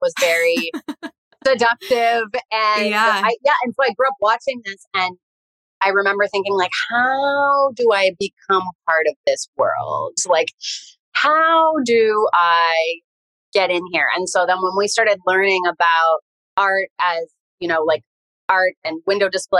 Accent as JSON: {"language": "English", "town": "Windsor", "region": "Ontario", "country": "Canada", "tie": "born or raised there", "also_born_or_lived": "New York City", "moved": "as an adult", "lives_now": "Puerto Vallarta, Mexico", "said": "I grew up in Windsor, Ontario. So I'm Canadian"}